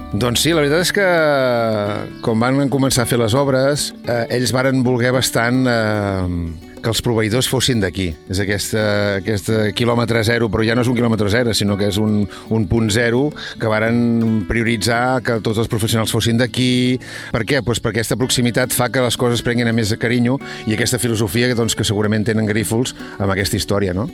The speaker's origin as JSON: {"language": "Catalan", "town": "Vilajuïga", "region": "Catalonia", "country": "Spain", "tie": "born or raised there", "said": "jo he nascut de tota la vida, sóc de Vilajuïga des de sempre"}